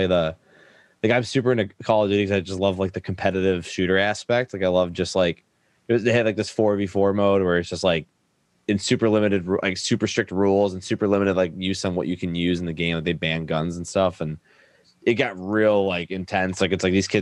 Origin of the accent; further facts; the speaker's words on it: Detroit, Michigan, United States; moved away as an adult; also born or lived in Los Angeles; I'm from Detroit originally, but I moved to LA and I came back literally last year in July.